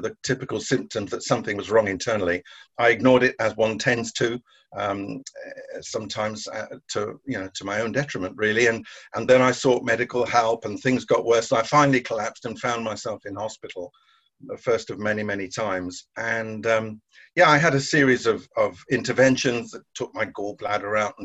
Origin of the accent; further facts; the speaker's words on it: Guernsey; I was born and brought up in Guernsey in the Channel Islands.